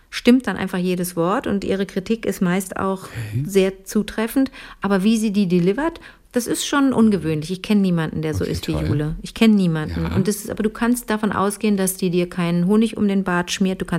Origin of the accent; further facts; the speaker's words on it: Cologne, North Rhine-Westphalia, Germany; da komme ich aus Köln und komme mir so vor wie, so, wie die Trine vom Land